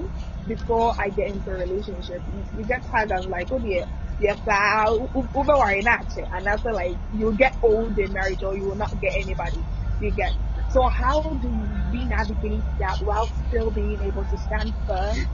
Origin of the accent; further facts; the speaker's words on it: Ghana; now in United States; that's where I'm from. I'm Ghanaian, living in the States